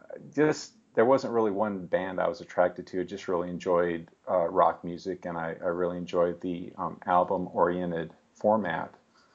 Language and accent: English; Seattle, Washington, United States; also born or lived in Salt Lake City; now in Phoenix, United States; I grew up in the Seattle area, and that's actually where I first discovered …. And I guess when I was I was actually born in Salt Lake City, Utah, and then when I was 7 years old, moved to Seattle.